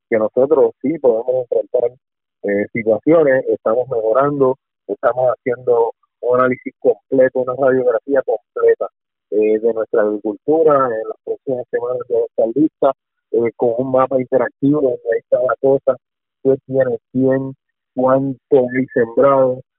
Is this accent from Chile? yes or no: no; Puerto Rico